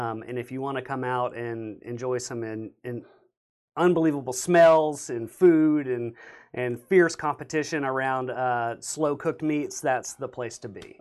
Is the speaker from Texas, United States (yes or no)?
yes; Beaumont, Texas, United States; born or raised there